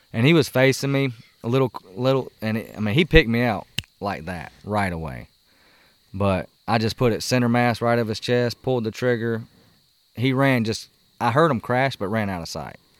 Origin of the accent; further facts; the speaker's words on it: South Carolina, United States; moved away; when we were growing up in South Carolina